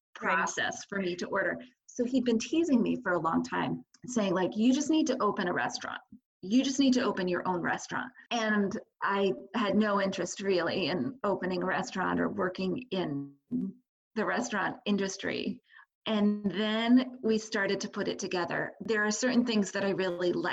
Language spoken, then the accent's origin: English; Canton, New York, United States; I've lived in Canton my whole life. So I grew up in Canton and I went to school in Potsdam.